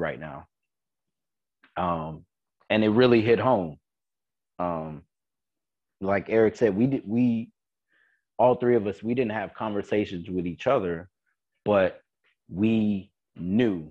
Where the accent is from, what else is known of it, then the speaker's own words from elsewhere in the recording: the South, United States; also born or lived in Fort Greene, Brooklyn; now in Hoboken, United States; I am from the South. And a lot of my parents or a lot of my family grew up in Mississippi